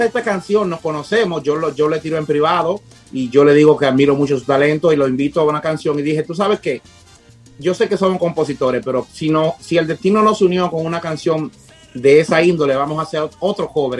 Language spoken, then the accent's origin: Spanish; Dominican Republic; also born or lived in Punta Cana; somos dominicanos